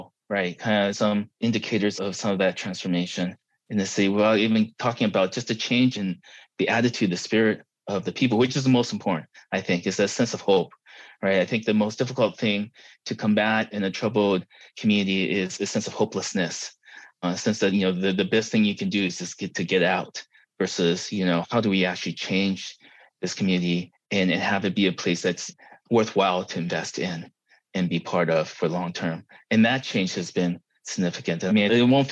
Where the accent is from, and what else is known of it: Los Angeles, California, United States; born or raised there; also born or lived in Taiwan / Ida Grove, Iowa; now in Pomona, United States